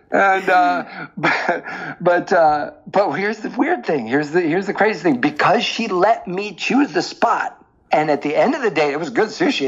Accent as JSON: {"language": "English", "area": "the Northwest", "region": "Pacific Northwest", "country": "United States", "said": "I was from the Northwest"}